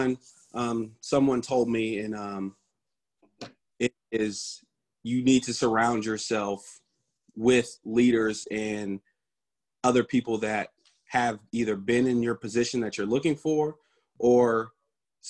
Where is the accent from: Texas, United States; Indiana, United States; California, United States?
Indiana, United States; Indianapolis; I'm from Indianapolis, Indiana. Grew up there, was there all my life.